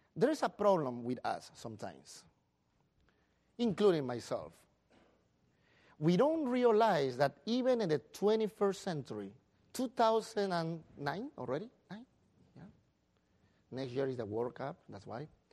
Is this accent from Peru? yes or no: yes; Peru; moved away